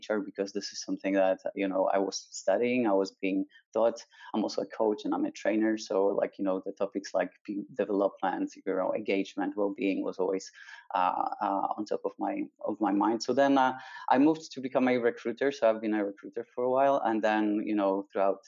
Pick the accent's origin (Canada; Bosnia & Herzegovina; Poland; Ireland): Poland; now in Barcelona, Spain; I was a kid, a teenager brought up in Poland